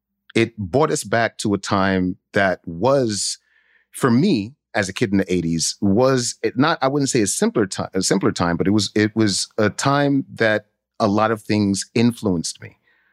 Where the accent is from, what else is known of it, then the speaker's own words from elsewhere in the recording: Brooklyn, New York, United States; Growing up in East Flatbush, Brooklyn, as soon as that light, the street light come on, you better be in your house. And growing up Haitian, you're like, yo, who's this kid in my house?